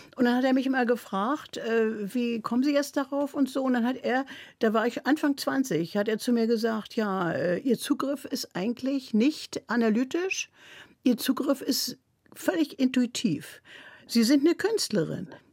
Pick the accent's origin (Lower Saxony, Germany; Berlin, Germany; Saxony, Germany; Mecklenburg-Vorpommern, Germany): Berlin, Germany; first language German; now in Mecklenburg, Germany; du darfst kein J für ein G als Berlinerin machen